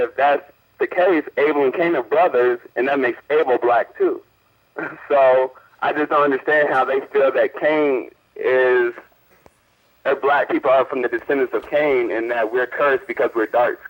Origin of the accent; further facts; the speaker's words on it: Orlando, Florida, United States; I'm from Orlando, Florida, and I just moved here